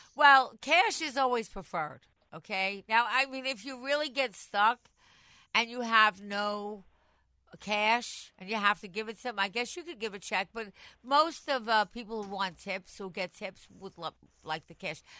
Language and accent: English; Long Island, New York, United States; moved away as an adult; now in New York City, United States; I was born on Long Island. I come from Long Island. I mean, I'm in the city the last 20 years